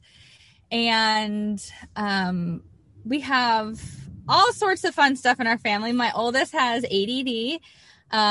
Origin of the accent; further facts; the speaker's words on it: California, United States; moved away as an adult; also born or lived in Idaho; I was born and raised in California